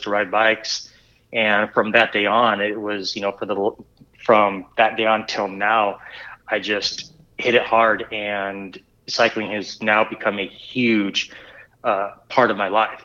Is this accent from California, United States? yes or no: yes; Southern California, United States; also born or lived in Springfield, Missouri; now in Bentonville, Arkansas, United States; I'm originally from Southern California. When I was young, I had bikes and I would just ride them around the neighborhood